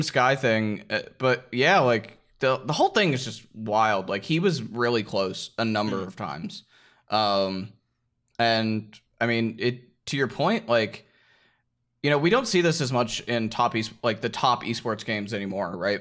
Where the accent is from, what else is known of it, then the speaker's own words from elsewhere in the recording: Georgia, United States; I'm from Georgia